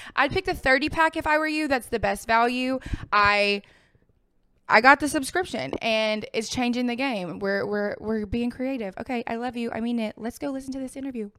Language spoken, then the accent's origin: English; the South, United States; I'm from the South